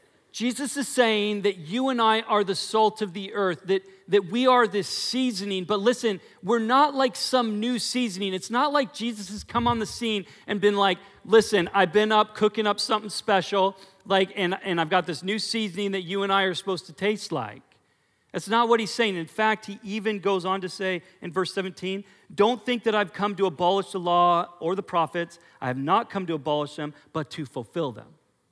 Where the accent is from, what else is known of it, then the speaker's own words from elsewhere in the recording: Portland, Oregon, United States; when I came also from Portland, in Portland, our fruit is disgusting, okay? Just so you know. When I had peaches and cherries in Oregon, but they're gross.